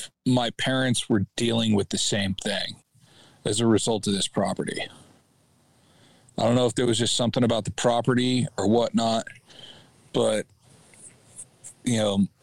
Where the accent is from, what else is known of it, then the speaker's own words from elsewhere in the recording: Missouri, United States; We moved out to Oregon from Missouri.